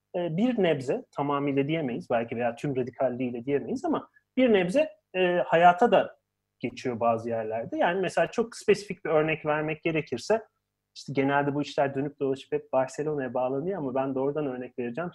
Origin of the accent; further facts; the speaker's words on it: Ankara, Turkey; ben Ankaralıyım